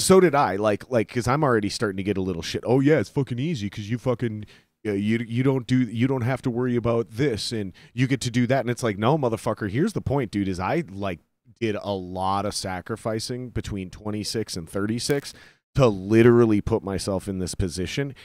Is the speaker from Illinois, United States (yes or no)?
no; Minnesota, United States; I was born in Minnesota.